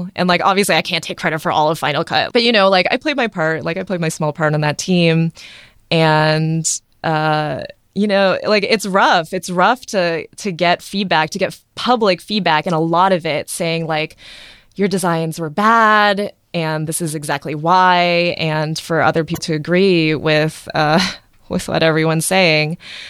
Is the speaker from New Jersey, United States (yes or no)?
no; Athens, Ohio, United States; born there; also born or lived in Boston; So I was born in small town Athens, Ohio.